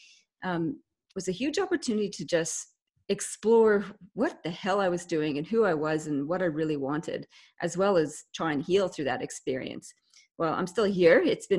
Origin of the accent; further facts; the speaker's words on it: Canada; accent: Canadian; also born or lived in England; now in Australia; I was born in England, but grew up in Canada, so that my accent is Canadian. And I spent the best parts of my life growing up in Canada on the lakes and rivers of Canada.